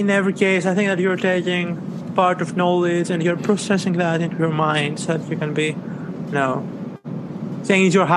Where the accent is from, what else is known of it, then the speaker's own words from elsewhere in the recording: Greece; now in France; I'm from Greece, living in France